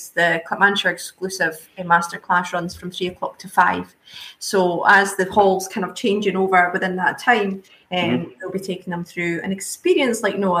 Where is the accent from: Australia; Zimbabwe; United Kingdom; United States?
United Kingdom; Edinburgh, Scotland; I was born and bred in Edinburgh